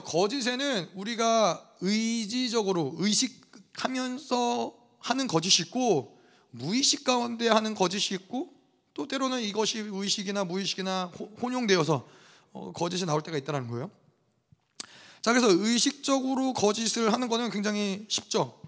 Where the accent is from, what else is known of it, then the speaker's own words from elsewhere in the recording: South Korea; now in United States; 저 같은 경우는 한국에서 태어났어요. 한국 사람이에요. 근데 미국에 시민권이 있어요.